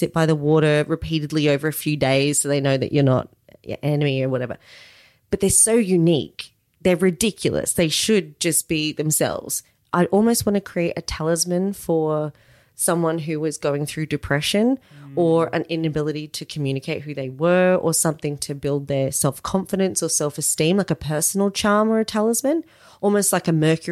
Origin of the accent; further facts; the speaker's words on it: Australia; we're not those kind of Aussies